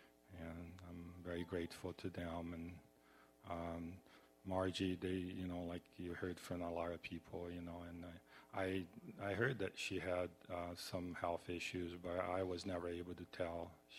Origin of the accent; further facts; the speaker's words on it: Brazil; I'm originally from Brazil, and I'm very humbled and always felt very happy to go to their home